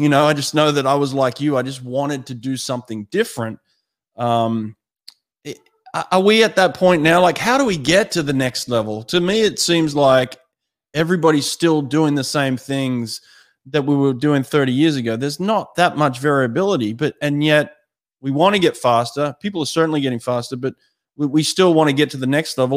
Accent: Sydney, New South Wales, Australia; moved away; also born or lived in United States; I grew up in Maroubra

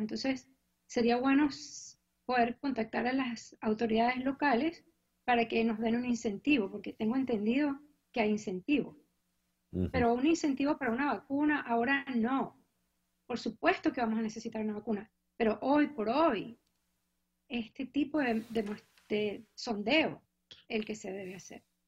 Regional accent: Venezuela; moved away as an adult; now in Cambridge, United States; Yo vine hace mucho tiempo a Estados Unidos a hacer mi posgrado en enfermedades tropicales. Yo soy graduada ucevista

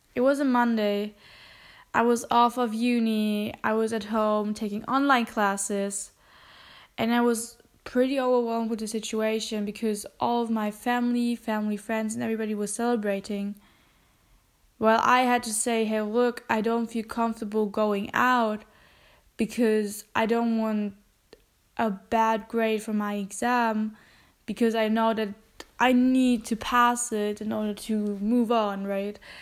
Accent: Germany; English is a second language; I'm half German and I'm half Filipino, which means that I have a uh, family also in the Philippines

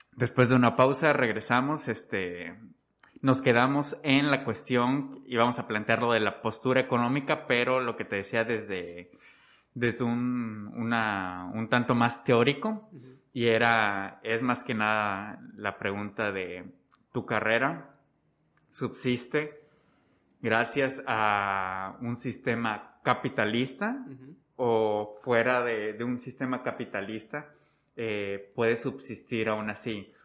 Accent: Mexico; nosotros, México

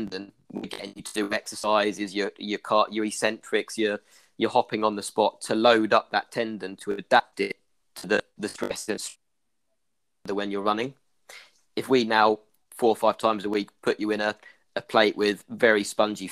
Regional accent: Ireland; accent: Irish; my Irish accent.

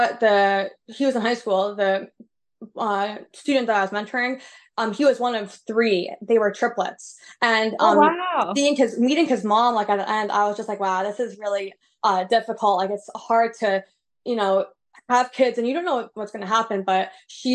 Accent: New York City, New York, United States; I grew up in New York City

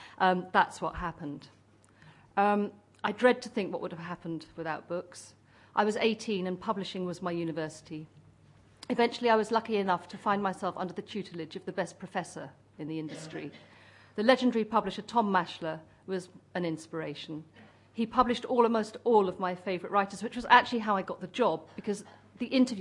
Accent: Cornwall, South West England, United Kingdom; I grew up in Cornwall

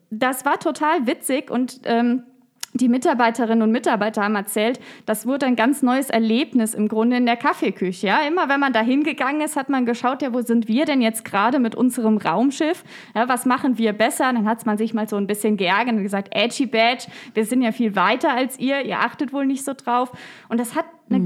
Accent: Koblenz, Rhineland-Palatinate, Germany; Ich bin in Koblenz geboren, in Koblenz zur Schule gegangen. Ich habe in Koblenz studiert, jetzt promoviere ich in Koblenz.

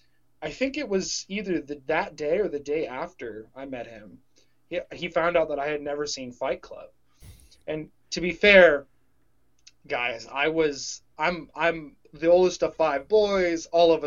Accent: Houston, Texas, United States; moved away; I grew up a Bears fan, and I grew up in Houston.

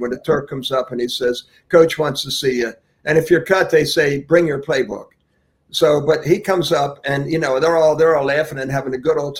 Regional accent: Philadelphia, Pennsylvania, United States; now in Jupiter, United States; growing up in Philadelphia

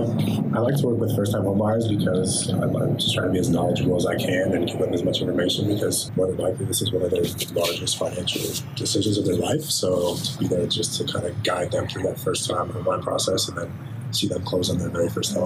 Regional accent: Albuquerque, New Mexico, United States; I grew up near Knob Hill.

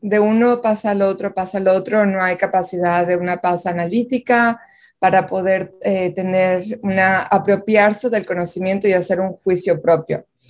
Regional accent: Monterrey, Nuevo León, Mexico; moved away as an adult; now in United States; Yo nací y crecí en Monterrey

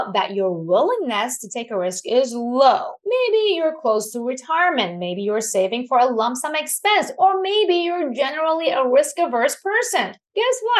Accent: Iran; moved away; I was born and raised in Iran

